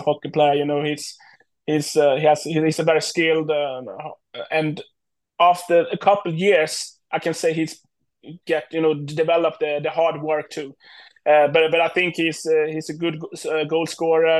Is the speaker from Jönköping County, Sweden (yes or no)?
yes; Tranås, Jönköping County, Sweden; also born or lived in Bogotá, Colombia; I was born in Colombia in Bogota. So when I was like 2 years old, my parents, Shell and Ursula, adopted me and bring me to Tranås, where I have been grown up